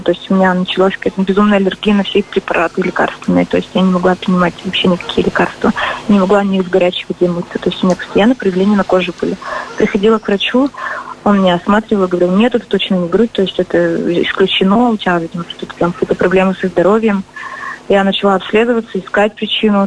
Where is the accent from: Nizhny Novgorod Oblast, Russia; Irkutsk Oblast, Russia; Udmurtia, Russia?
Udmurtia, Russia; Izhevsk; мой родной город